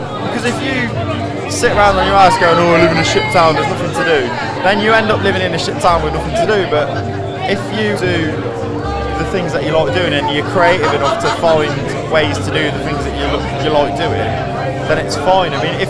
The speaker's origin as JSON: {"language": "English", "town": "Coventry", "region": "West Midlands", "country": "United Kingdom", "tie": "born or raised there", "said": "where we grew up in Coventry, it's very green"}